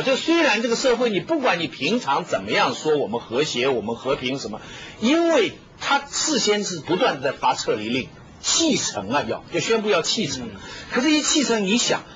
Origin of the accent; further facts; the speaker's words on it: China; 我们中国人现在对这个事情发发一点议论哈